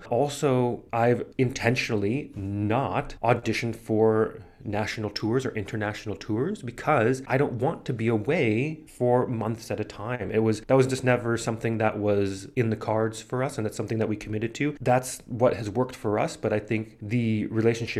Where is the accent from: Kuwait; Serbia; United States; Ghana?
United States; moved away; also born or lived in New York; I'm from the United States.